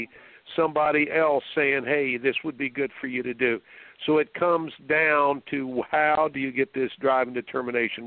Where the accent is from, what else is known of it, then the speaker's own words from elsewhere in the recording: Indiana, United States; I grew up in Indiana